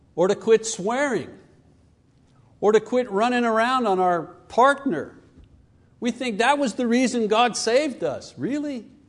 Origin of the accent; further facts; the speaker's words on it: Canada; I come from Canada.